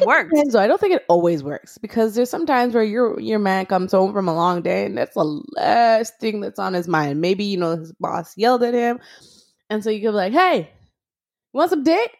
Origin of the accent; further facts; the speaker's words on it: Montreal, Quebec, Canada; moved away as an adult; now in Toronto, Canada; I'm originally from Montreal. I had moved to Toronto